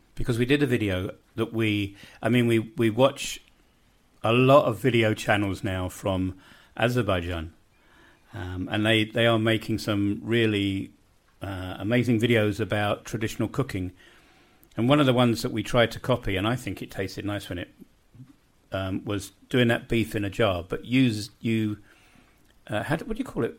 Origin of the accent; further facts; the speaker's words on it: London, United Kingdom; moved away as an adult; now in Bosnia and Herzegovina; I grew up in West Kensington in London.